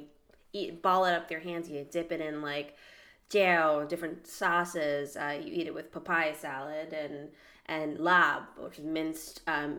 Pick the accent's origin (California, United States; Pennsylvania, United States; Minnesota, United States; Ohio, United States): Minnesota, United States; I'm from Minnesota.